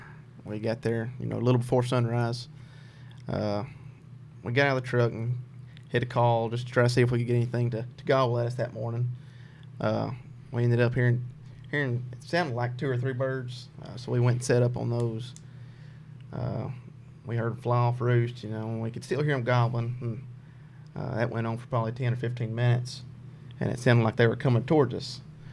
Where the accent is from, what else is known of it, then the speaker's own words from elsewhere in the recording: Huntington, Tennessee, United States; I'm from Huntington, Tennessee.